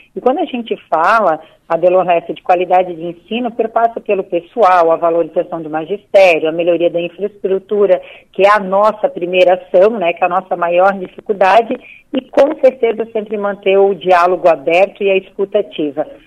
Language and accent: Portuguese; Blumenau, Santa Catarina, Brazil; eu sou de Blumenau